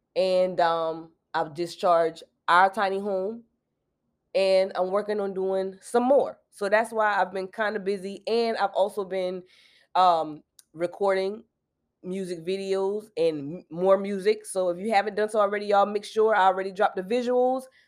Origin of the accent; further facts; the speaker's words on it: South Carolina, United States; I'm from South Carolina